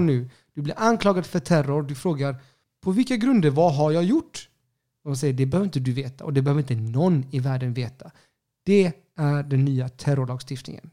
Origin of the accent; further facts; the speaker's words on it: Sweden; Jag, jag, jag är chilenare, alltså knappt chilenare. Jag är typ född i Sverige